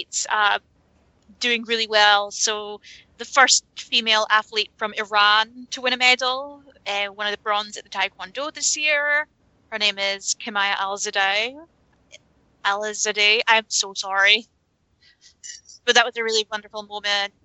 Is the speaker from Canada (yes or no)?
no; United Kingdom